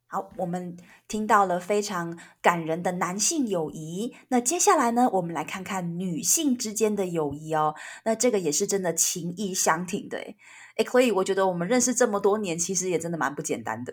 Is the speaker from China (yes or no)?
no; Taiwan; 我们台湾人